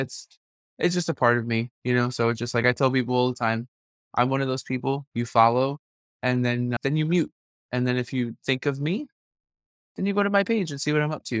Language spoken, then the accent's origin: English; New York City, New York, United States; I'm from Brooklyn. Like, Yeah. I've grown up with people of all different shapes and sizes